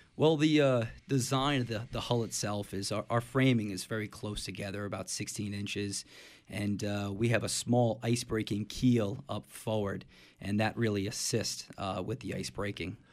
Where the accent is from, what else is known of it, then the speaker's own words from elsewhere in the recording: Middletown, New Jersey, United States; I grew up in, uh, Middletown, New Jersey